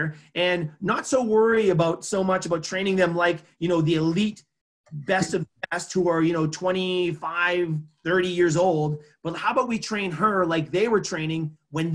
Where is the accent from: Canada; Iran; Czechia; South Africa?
Canada; Edmonton, Alberta; my hometown here in Edmonton